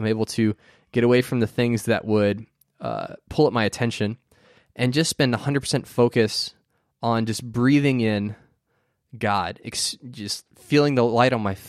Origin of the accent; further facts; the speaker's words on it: Florida, United States; I grew up in Central Florida, which we get a lot of hurricanes.